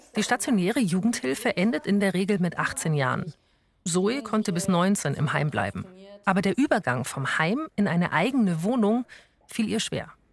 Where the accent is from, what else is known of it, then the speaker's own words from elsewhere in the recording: Augsburg, Bavaria, Germany; moved away; in meine Heimatstadt nach Augsburg